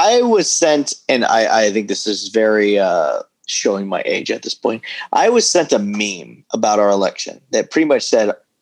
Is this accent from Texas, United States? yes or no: yes; Texas, United States; I'm from Texas